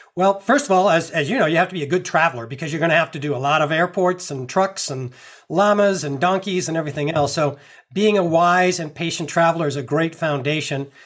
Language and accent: English; Massachusetts, United States; I grew up in Massachusetts